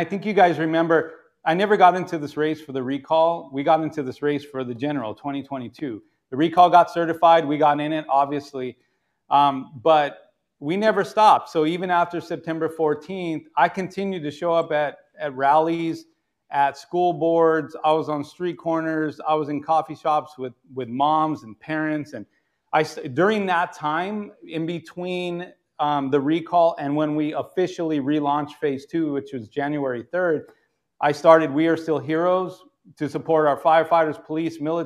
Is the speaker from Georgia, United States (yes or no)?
no; California, United States; as a Californian